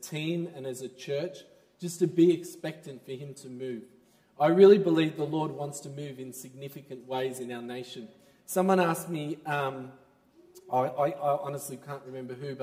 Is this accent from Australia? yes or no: yes; Melbourne, Victoria, Australia; I'm from Melbourne